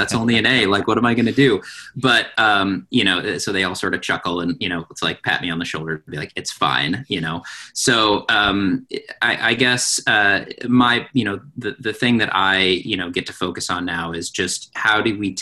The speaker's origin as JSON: {"language": "English", "region": "Pacific Northwest", "country": "United States", "tie": "born or raised there", "said": "I was born and raised in the Pacific Northwest"}